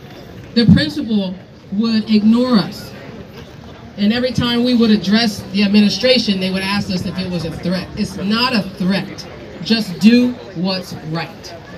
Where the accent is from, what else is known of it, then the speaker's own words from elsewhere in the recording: Bridgeton, New Jersey, United States; I'm Nanticoke Lenape from Bridgeton, New Jersey.